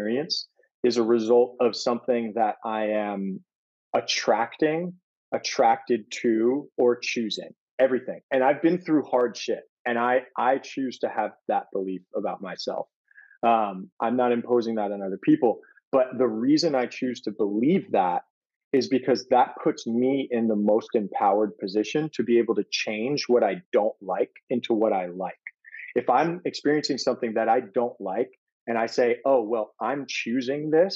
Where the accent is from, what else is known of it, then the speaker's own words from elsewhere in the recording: New York City, New York, United States; I grew up in Brooklyn, New York, in Fort Greene